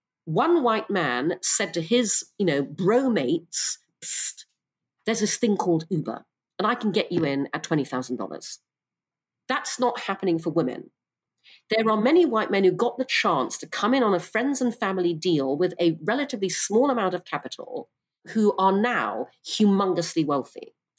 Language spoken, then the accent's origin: English; Brunei; also born or lived in United Kingdom; I'm half English, half Chinese. I was born in the UK. When I was six, my parents moved to Brunei because my father got a job there. And so I grew up in Brunei and Borneo.